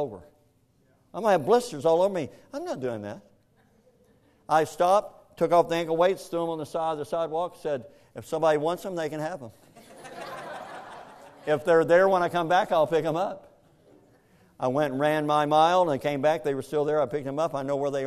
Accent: Kentucky, United States; I grew up in Kentucky, and in Kentucky, we don't have any beaches around us

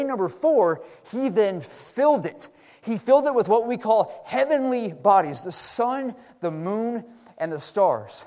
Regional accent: Texas, United States; now in Seattle, United States; Brother Lamar and I, growing up in Texas

